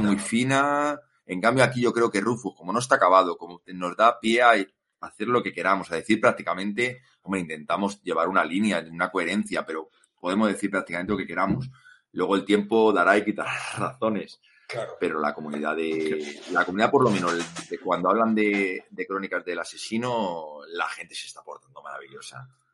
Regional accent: Madrid, Community of Madrid, Spain; Víctor y yo somos de Madrid

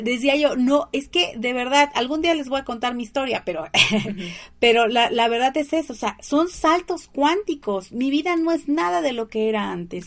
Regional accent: Tabasco, Mexico; de Tabasco. ¡Ay, de mi tierra!

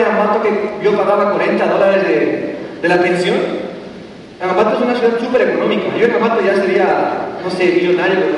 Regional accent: Quito, Pichincha, Ecuador; cuando yo tomé la decisión de venir a Quito a vivir, yo soy quiteño y mi esposa es maté. Entonces yo ya venía a Quito a vivir

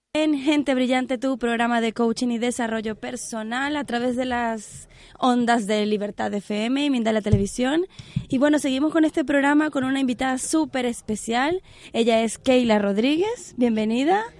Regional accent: Venezuela; moved away; yo soy venezolana

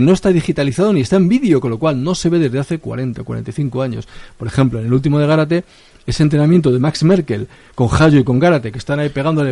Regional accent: Madrid, Community of Madrid, Spain; es en mi infancia, eh, es un poco mi barrio

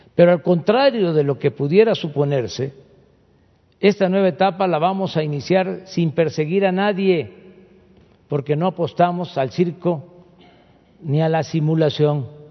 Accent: Tepetitán, Tabasco, Mexico; desde mi pueblo, desde Tepetitán

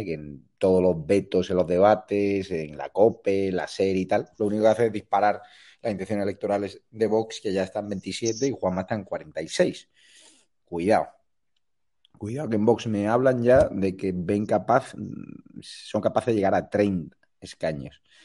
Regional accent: Marbella, Andalusia, Spain; Málaga, eh, mi tierra. Yo soy de Marbella

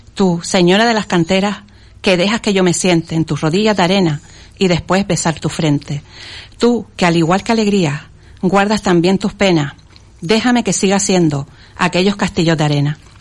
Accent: Las Palmas de Gran Canaria, Canary Islands, Spain; En Las Palmas de Gran Canaria, concretamente en el barrio de Chamán

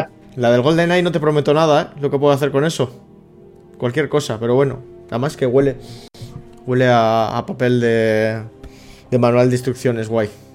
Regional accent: Plentzia, Basque Country, Spain; Yo soy de Palencia

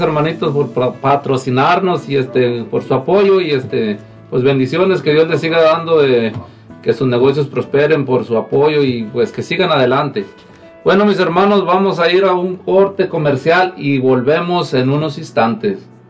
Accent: Zacatecas, Mexico; now in Lacey, United States; de aquí de Lacey. Eh, normalmente soy de Zacatecas

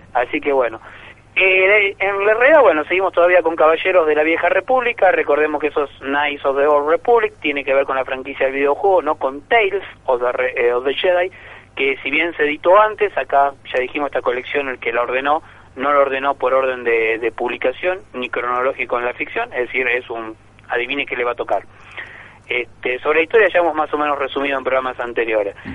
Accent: Buenos Aires Province, Argentina; En mi caso no soy porteño, soy bonaerense

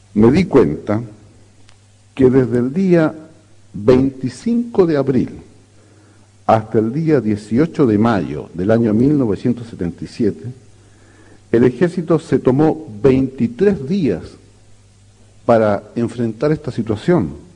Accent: Chile

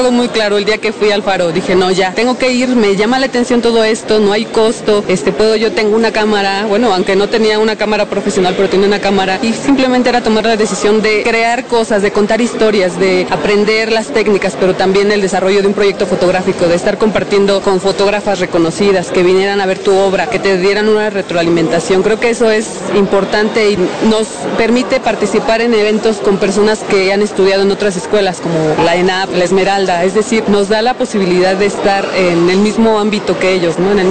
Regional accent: Ciudad Nezahualcóyotl, State of Mexico, Mexico; pero pero bueno, yo soy de Ciudad Neza, entonces eh, buscar un espacio donde puedas tú realizar todo este tipo de cosas que desde mi niñez yo me acuerdo que no teníamos ni materia de artes plásticas

